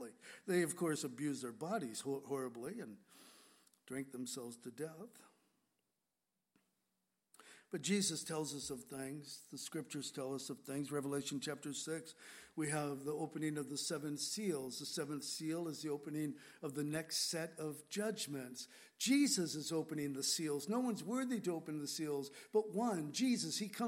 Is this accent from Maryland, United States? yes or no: no; San Diego, California, United States; moved away; also born or lived in Grass Valley, California / Whidbey Island, Washington; When I grew up in San Diego, we lived on the edge of town.